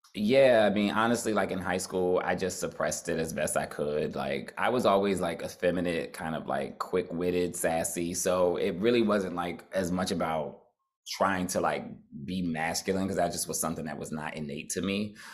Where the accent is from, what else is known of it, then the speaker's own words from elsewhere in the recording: New Jersey, United States; I'm from Jersey